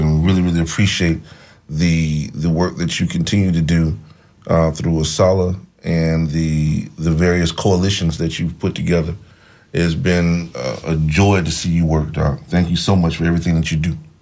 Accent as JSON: {"language": "English", "town": "Tallahassee", "region": "Florida", "country": "United States", "said": "I'm from Tallahassee, Florida, so uh, I can tell you that uh, I knew Dr. C.K. Steele personally"}